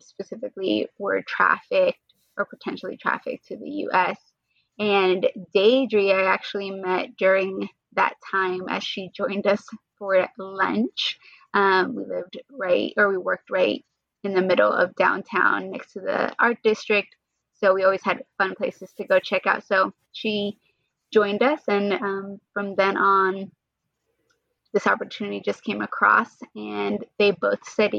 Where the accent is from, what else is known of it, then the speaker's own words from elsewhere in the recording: Miami, Florida, United States; I was born and raised in Miami